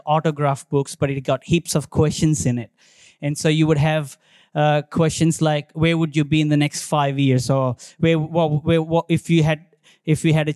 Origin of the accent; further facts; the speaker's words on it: India; now in Australia; I born and brought up in India